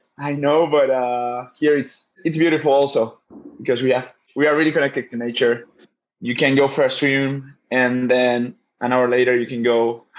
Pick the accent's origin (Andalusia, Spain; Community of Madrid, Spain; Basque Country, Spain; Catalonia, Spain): Basque Country, Spain; English is a second language; I'm from a part in Spain in the north called the Basque Country or the Basque region. We speak another language.